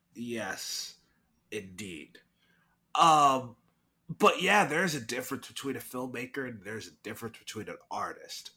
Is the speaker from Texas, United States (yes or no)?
yes; Irving, Texas, United States; my hometown, Irving, Texas